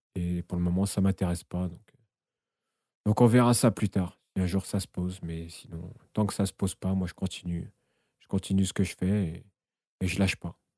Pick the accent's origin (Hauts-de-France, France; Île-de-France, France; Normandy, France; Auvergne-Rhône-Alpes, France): Île-de-France, France; Essonne; je suis originaire de l'Essonne dans le 91